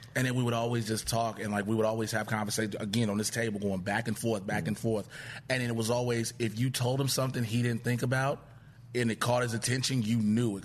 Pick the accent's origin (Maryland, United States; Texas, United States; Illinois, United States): Illinois, United States; Chicago; Born and raised south side of Chicago